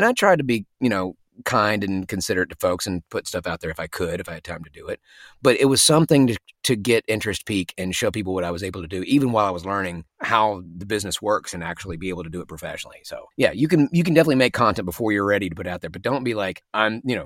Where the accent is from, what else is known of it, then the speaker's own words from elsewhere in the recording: Memphis, Tennessee, United States; accent: Southern; moved away; my accent's got a little bit of Southern in it because I'm from Memphis. My Memphis accent is not so strong